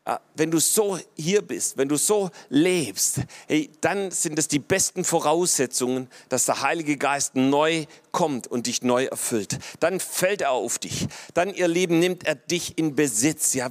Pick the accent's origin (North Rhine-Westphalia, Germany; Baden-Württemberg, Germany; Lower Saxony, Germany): Baden-Württemberg, Germany; so als Schwabe hält man das fast nicht aus, wenn, wenn das dann überfließt